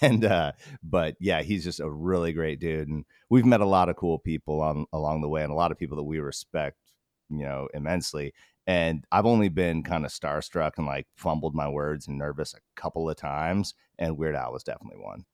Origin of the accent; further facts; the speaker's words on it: Alaska, United States; we grew up in Alaska